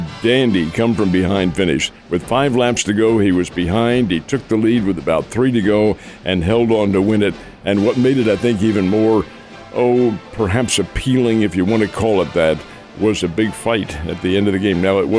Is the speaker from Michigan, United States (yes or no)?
no; Philadelphia, Pennsylvania, United States; Philadelphia is my hometown boyhood team from 50, 60, 70 years ago